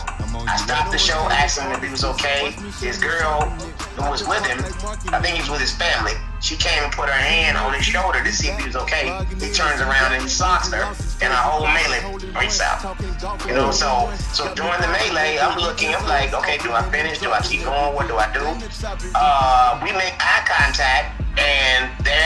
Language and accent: English; Tuscaloosa, Alabama, United States; also born or lived in Detroit, Michigan / Los Angeles, California; I grew up in Tuscaloosa, Alabama.